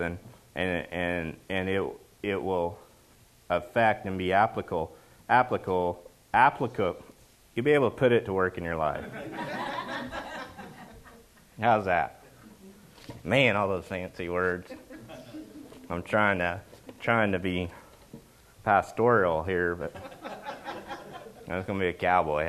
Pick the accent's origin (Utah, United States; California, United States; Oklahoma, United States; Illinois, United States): Oklahoma, United States; now in Washington, United States; I'm from Oklahoma